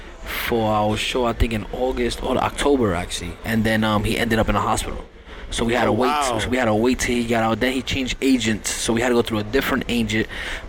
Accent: New York City, New York, United States; I was born and raised in Brooklyn, but you know I'm Puerto Rican. You know, my family's over there. Half of my family still live out there, and that's where I'm from.

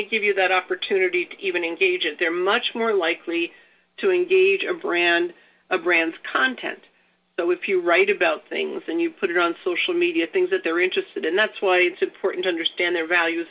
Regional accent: New York City, New York, United States; I grew up in the New York area. I grew up in New York City

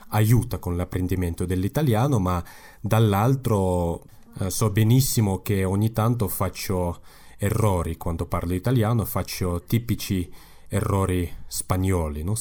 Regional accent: Kazakhstan; Italian is a second language; Sì, ma eh, per me è molto più facile usare il russo perché quando eh, sono andato a scuola, tutto diciamo, l'insegnamento era in russo, ma parlavo il kazako in casa

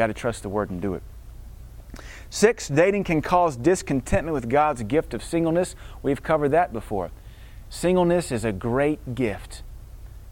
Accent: Deep South, United States; I'm from Deep South

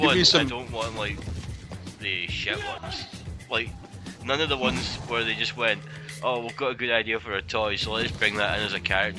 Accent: Glasgow, Scotland, United Kingdom; He made a film in my hometown.

